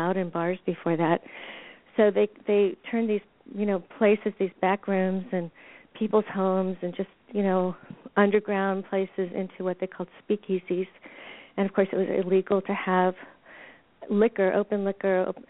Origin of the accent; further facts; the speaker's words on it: Washington, District of Columbia, United States; I grew up in Washington, D.C.